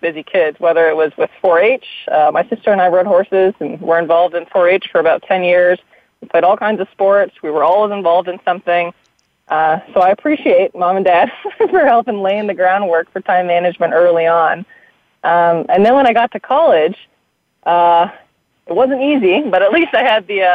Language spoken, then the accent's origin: English; Seattle, Washington, United States; moved away as an adult; also born or lived in San Francisco; Born and raised in the Seattle area.